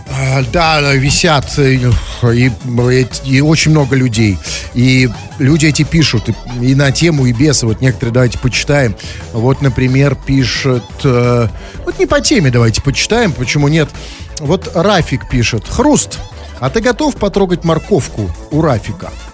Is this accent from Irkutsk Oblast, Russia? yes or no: no; Saint Petersburg, Russia; я, петербуржец